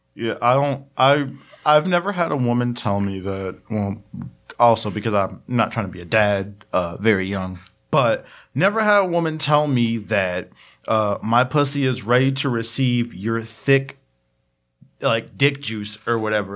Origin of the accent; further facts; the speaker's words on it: United States; accent: Ebonics (African American English); first language Ebonics; that is my native tongue, ebonics